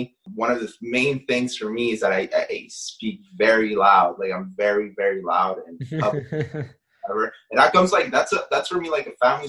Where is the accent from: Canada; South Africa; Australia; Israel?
Canada; You're growing up in Canada, and like obviously she wanted me to pick up certain things from the culture.